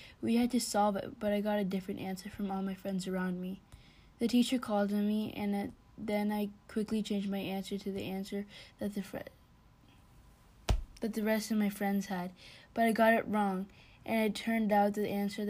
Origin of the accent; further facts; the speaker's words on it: Phoenix, Arizona, United States; Phoenix, Arizona.